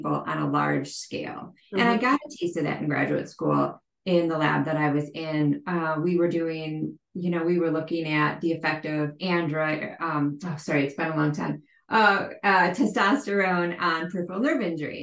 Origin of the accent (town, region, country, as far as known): Midwest, United States; moved away as an adult; also born or lived in Boston